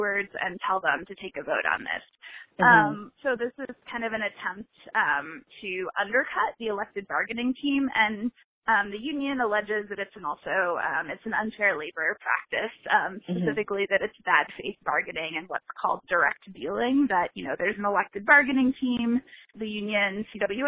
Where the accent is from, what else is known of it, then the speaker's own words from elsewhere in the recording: Indiana, United States; my home state of Indiana